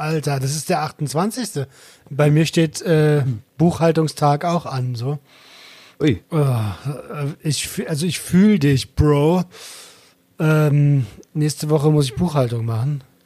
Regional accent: Berlin, Germany; Also ich bin Berliner.

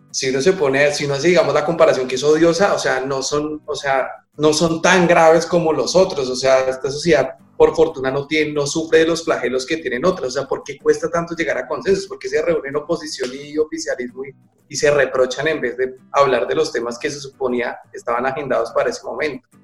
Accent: Colombia; now in Argentina

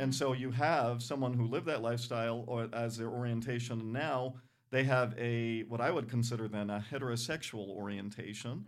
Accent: Providence, Rhode Island, United States; I grew up in Providence, Rhode Island.

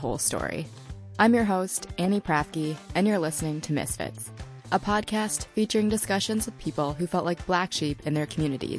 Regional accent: Fargo, North Dakota, United States; also born or lived in Wuhu, Anhui, China; making me one of the first Chinese adoptees in the state. Growing up in Fargo, I had a great life. I lived in a quiet neighborhood within walking distance of two parks.

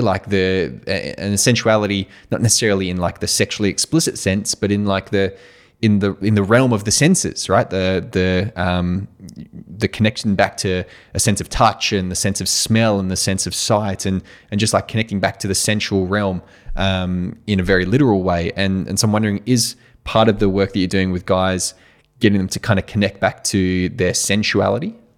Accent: Australia; moved away; I came from Australia

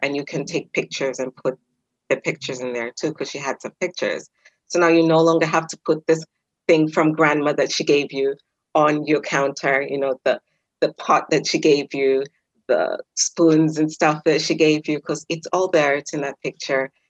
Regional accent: Kenya; I'm Kenyan

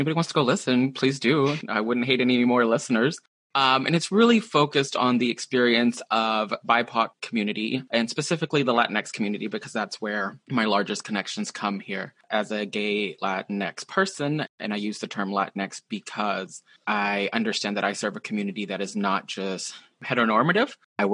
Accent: Texas, United States; moved away as an adult; also born or lived in Seattle area, Washington; now in Seattle, United States; Growing up in Texas, there's a lot of people who look like me, a lot of people who have similar stories as me

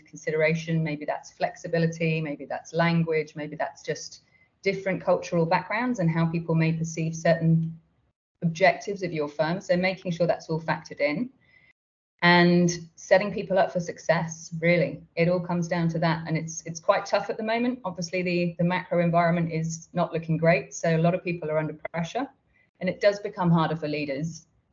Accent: Australia; I'm from Australia

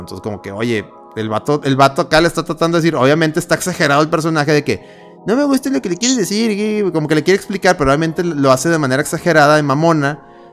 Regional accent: Mexico; soy mexicano prieto

